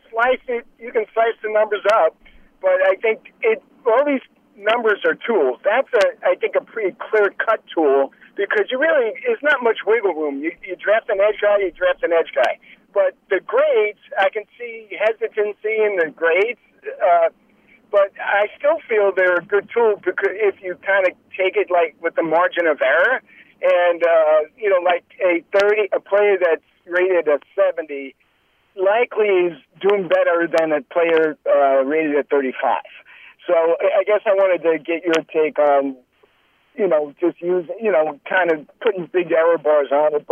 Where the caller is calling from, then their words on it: North Carolina, United States; Hey, John and Lance. … from North Carolina.